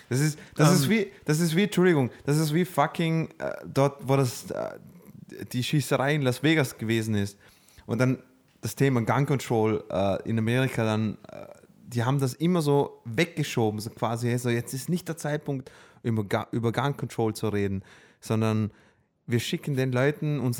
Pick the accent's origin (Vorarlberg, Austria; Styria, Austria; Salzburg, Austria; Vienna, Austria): Vorarlberg, Austria; wir kommen alle aus Vorarlberg